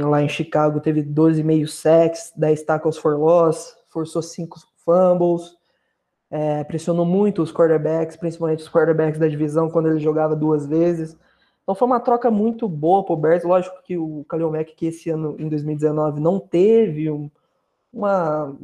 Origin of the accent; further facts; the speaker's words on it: Poços de Caldas, Minas Gerais, Brazil; sou de Poços de Caldas, torço pelo Green Bay Packers